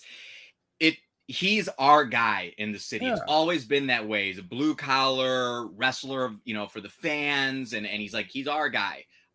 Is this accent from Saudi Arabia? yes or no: no; Chicago, Illinois, United States; You know, I'm from Chicago and, you know, there's a lot of history in wrestling here